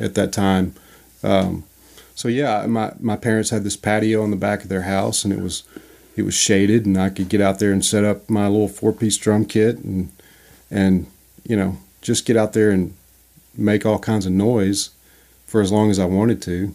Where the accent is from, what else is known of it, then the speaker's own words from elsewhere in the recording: Louisiana, United States; I grew up in Louisiana